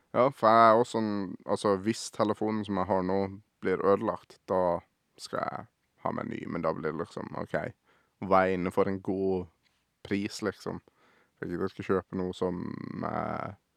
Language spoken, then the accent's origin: Norwegian; Sørlandet, Norway; Jeg har jo bodd på Sørlandet hele livet mitt her